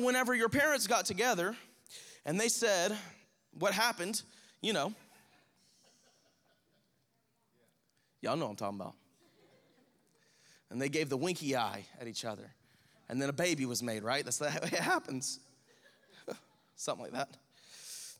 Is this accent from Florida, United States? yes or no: yes; Crestview, Florida, United States; we're from Crestview